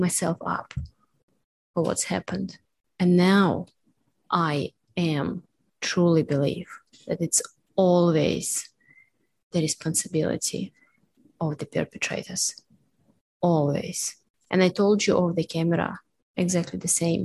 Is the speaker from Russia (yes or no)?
yes; Russia; born or raised there; moved away